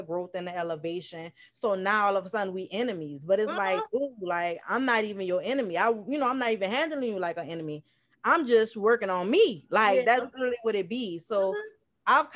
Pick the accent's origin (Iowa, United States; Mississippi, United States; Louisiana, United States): Louisiana, United States; New Orleans; accent: NOLA; I'm from New Orleans, Louisiana.